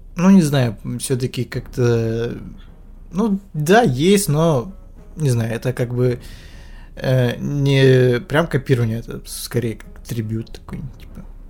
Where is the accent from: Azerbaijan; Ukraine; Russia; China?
Ukraine; я как бы украинец